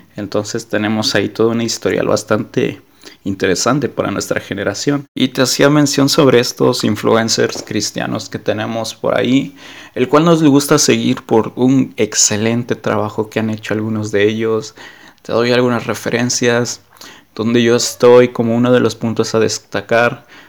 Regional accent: Mexico; soy de México

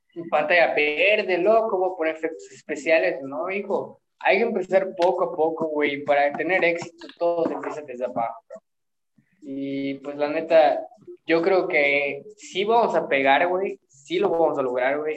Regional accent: Mexico; somos mexicanos

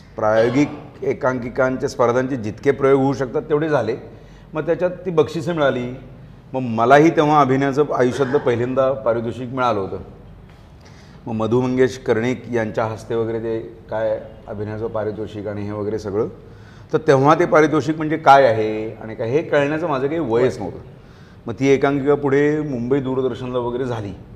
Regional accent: Kolhapur, Maharashtra, India; मी मूळचा कोल्हापूरचा

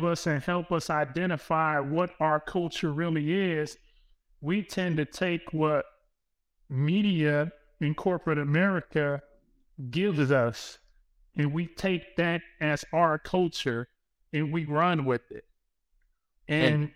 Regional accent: Compton, California, United States; the way of life for the people who I grew up with, family, and I'm from Compton

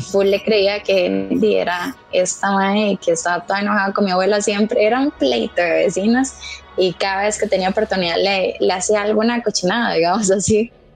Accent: Pérez Zeledón, San José, Costa Rica; Yo soy de Pérez, soy de pueblo

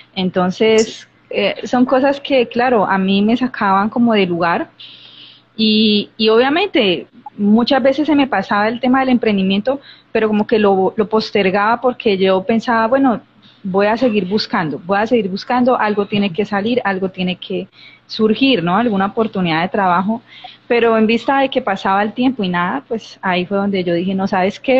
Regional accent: Colombia; yo soy de Colombia

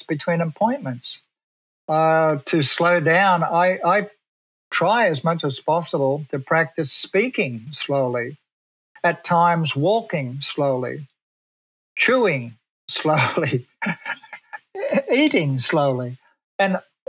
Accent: Australia; moved away as an adult; now in Pasadena, United States; I come from Australia.

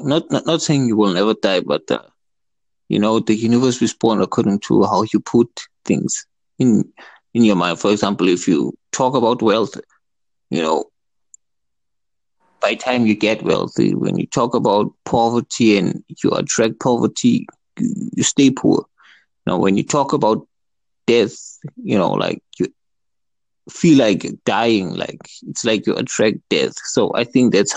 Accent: South Africa; I'm from South Africa.

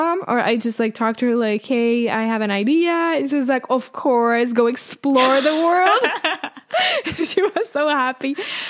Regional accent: Czechia; English is a second language; moved away as an adult; now in Spain; I'm from the Czech Republic.

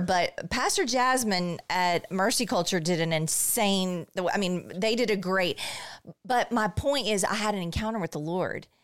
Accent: Bryan, Texas, United States; I grew up in Bryan

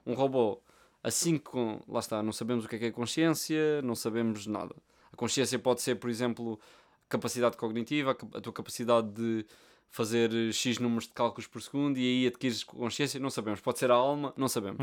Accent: Portugal; Nós somos portugueses

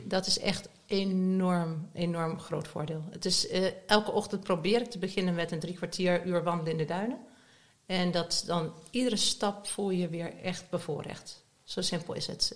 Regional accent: Nijmegen, Gelderland, Netherlands; moved away as an adult; also born or lived in Southern France; now in The Hague, Netherlands; Ik ben opgegroeid het grootste deel van mijn leven in Nijmegen

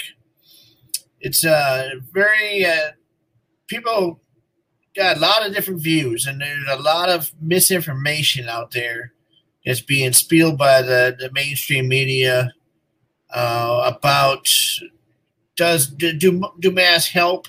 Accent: United States; also born or lived in Minnesota; we as American people

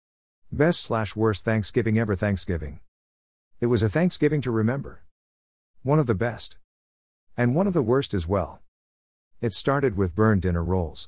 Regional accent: California, United States; now in South Korea; I am from California.

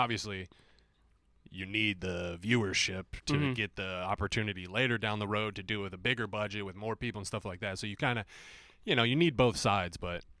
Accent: Phoenix, Arizona, United States; Yep. Born and raised.

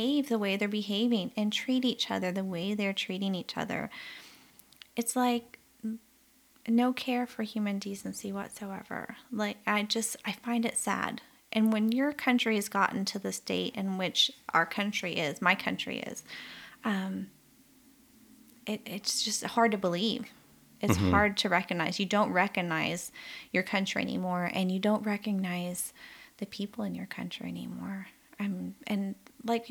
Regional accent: the South, United States; I grew up in the South in the U.S.

